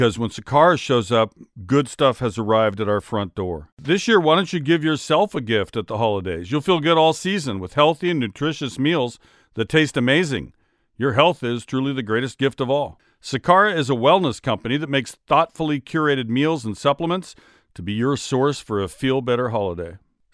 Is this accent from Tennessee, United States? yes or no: no; Seattle, Washington, United States; born or raised there